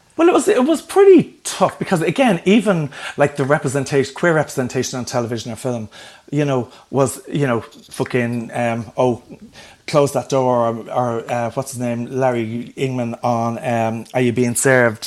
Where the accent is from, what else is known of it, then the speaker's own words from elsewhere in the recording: Dublin, Leinster, Ireland; where I grew up in Ballyfermot